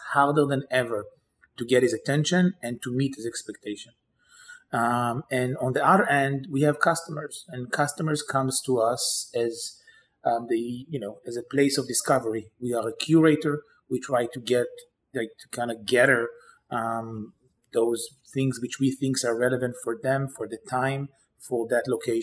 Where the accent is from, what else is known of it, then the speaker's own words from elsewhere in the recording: Israel; moved away as an adult; now in New York, United States; I grew up in Israel, always dreamt about kind of the day I'll come to New York